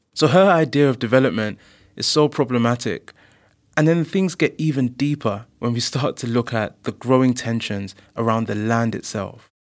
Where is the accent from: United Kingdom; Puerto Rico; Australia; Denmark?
United Kingdom; London; as a black person myself who was born and grew up in London